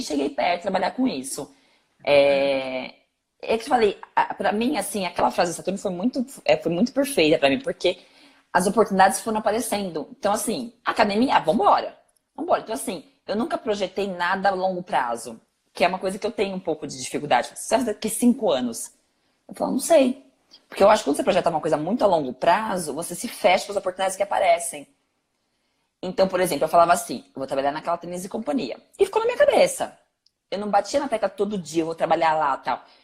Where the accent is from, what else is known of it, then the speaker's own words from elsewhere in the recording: São Paulo, Brazil; Eu vim da ZL